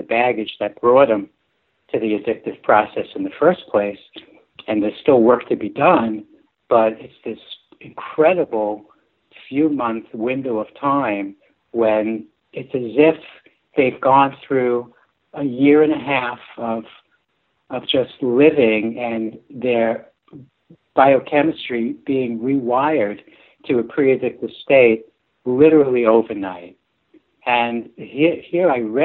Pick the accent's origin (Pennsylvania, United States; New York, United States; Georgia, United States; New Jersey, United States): New York, United States; New York City; I'm from the Bronx